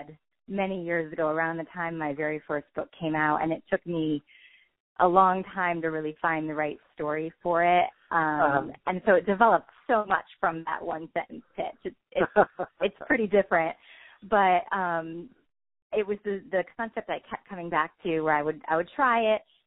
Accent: New Jersey, United States; moved away as an adult; now in North Carolina, United States; I grew up in New Jersey, and I moved to North Carolina about 12 years ago

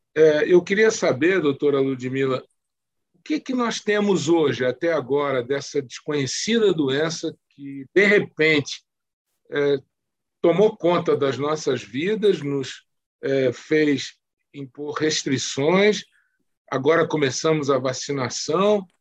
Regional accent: Rio de Janeiro, Brazil; sou oriundo do Rio de Janeiro

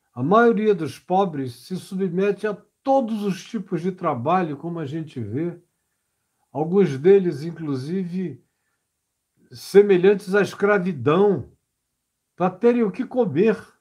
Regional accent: Manaus, Amazonas, Brazil; no interior do Amazonas, onde eu fui criado, em Manaus

